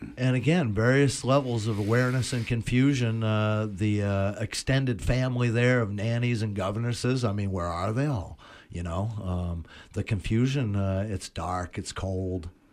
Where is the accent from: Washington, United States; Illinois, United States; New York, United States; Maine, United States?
Maine, United States; also born or lived in Nova Scotia; born and raised in Maine